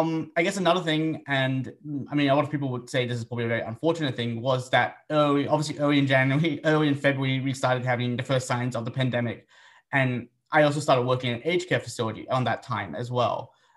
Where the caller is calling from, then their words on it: Sydney, New South Wales, Australia; I'm calling in from Gadigal country in the Eora Nation.